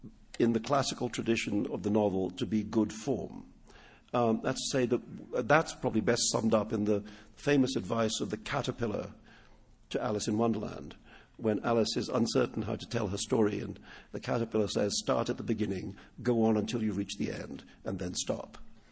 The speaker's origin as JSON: {"language": "English", "town": "Mumbai", "region": "Maharashtra", "country": "India", "tie": "born or raised there", "first_language": "Urdu", "second_language": "English", "moved": "yes", "said": "in Bombay alone, where I grew up, there's Hindi, which is like the national language. There's Urdu, which is my mother tongue. There was Gujarati and Marathi, which were the major regional languages. And there was English, which was the language of education for people like me"}